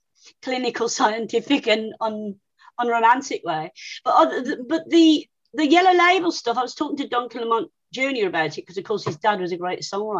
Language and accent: English; Birmingham, West Midlands, United Kingdom; at school, which was a grammar school, you know, I'm from Birmingham